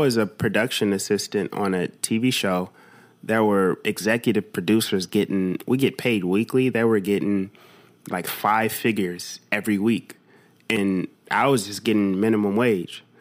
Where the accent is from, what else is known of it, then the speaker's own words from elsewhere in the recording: United States; I'm American